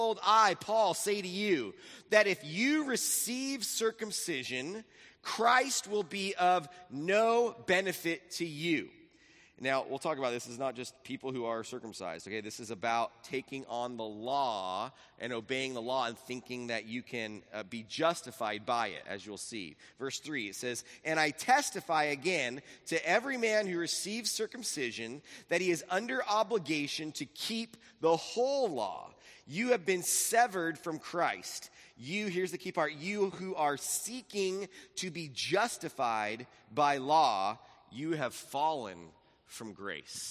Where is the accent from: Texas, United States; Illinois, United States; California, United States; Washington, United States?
California, United States; Laguna Beach; we lived in this house in Laguna Beach. But I lived in Laguna Beach, and then we moved from Laguna Beach to Capo Beach